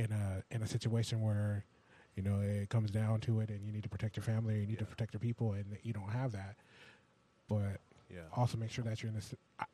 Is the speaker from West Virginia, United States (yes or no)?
no; California, United States; moved away; I'm from California